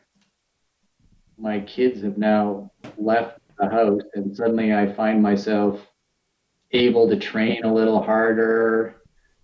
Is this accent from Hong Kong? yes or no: no; Saskatchewan, Canada; now in Calgary, Canada; growing up in Saskatchewan